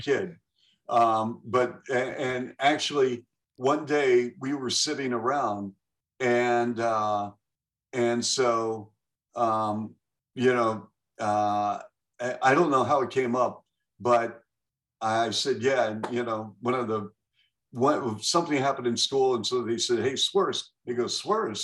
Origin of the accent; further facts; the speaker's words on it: Seattle, Washington, United States; moved away; also born or lived in Columbus, Ohio; as a kid growing up in Seattle